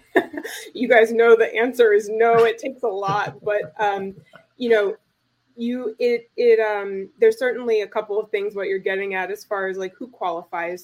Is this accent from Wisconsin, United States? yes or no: no; North Carolina, United States; moved away; I'm from North Carolina originally